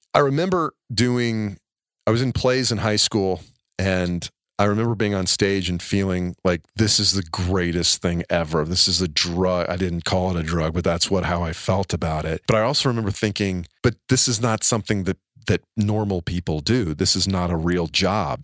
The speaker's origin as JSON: {"language": "English", "town": "Atlanta", "region": "Georgia", "country": "United States", "tie": "born or raised there", "said": "I was born in Atlanta, Georgia, born on Peachtree Street."}